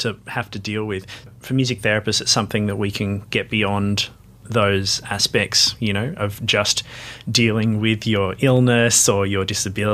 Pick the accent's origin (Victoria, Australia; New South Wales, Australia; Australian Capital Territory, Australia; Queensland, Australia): New South Wales, Australia; Sydney; moved away as an adult; also born or lived in Marrickville; now in Melbourne, Australia; I grew up in Glebe and moved to Marrickville